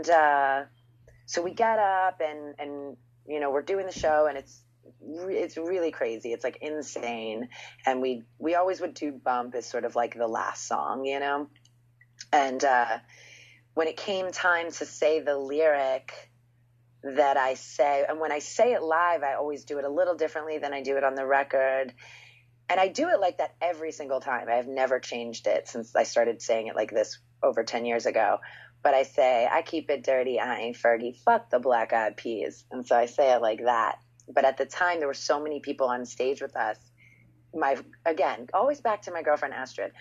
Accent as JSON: {"language": "English", "town": "Philadelphia", "region": "Pennsylvania", "country": "United States", "tie": "born or raised there", "said": "growing up in Philly"}